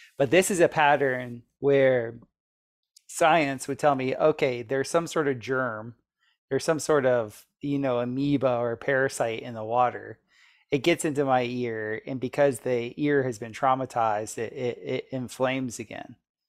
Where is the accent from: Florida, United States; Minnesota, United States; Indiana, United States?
Florida, United States; So I grew up in Florida, I was always swimming in the ocean and in natural bodies of water all the time.